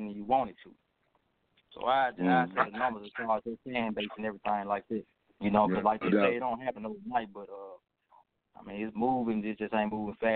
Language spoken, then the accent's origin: English; Memphis, Tennessee, United States; I don't sound like a Memphis artist, but they know I'm from Memphis.